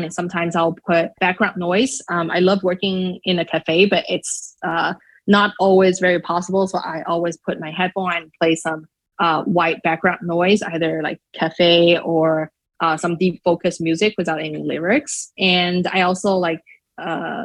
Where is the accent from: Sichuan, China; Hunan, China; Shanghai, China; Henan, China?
Shanghai, China; English is a second language; now in United States; I'm not a native speaker. I am originally from Shanghai, China. So English is not my mother tongue.